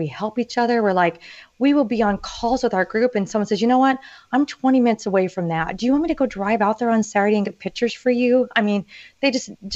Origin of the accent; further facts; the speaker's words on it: Orange County, California, United States; I grew up in Orange County, California